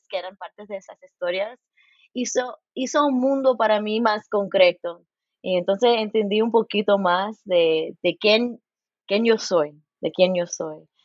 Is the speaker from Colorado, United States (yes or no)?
no; Los Angeles, California, United States; now in Bloomington, United States; Nací en Los Ángeles